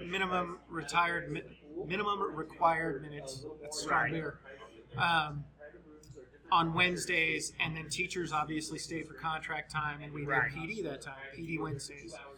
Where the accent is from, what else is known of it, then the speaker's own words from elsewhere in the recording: Las Vegas, Nevada, United States; I'm a native from Las Vegas